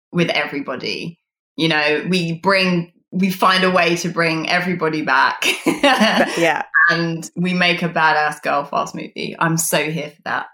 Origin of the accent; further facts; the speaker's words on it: United Kingdom; as a British person